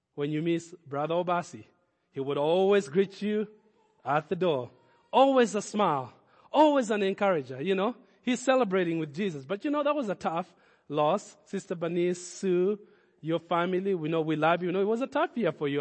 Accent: Kenya; moved away; growing up in Kenya, we did not have Thanksgiving

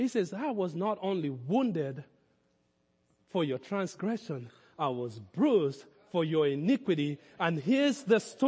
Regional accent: Kenya; moved away as an adult; now in United States; my growing up in Kenya

